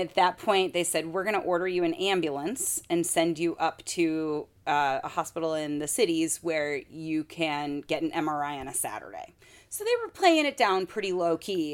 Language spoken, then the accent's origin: English; Michigan, United States; now in Minnesota, United States; I'm from Michigan